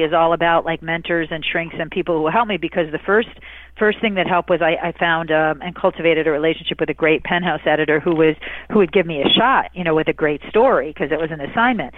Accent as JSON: {"language": "English", "region": "Michigan", "country": "United States", "said": "I'm from Michigan."}